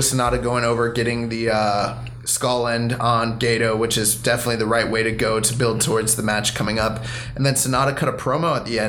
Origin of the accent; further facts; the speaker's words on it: England, United Kingdom; now in United States; And I live in America, but I'm from England.